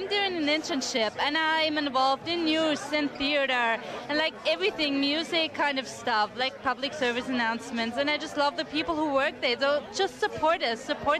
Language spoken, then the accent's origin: English; Germany; moved away; I'm from Germany.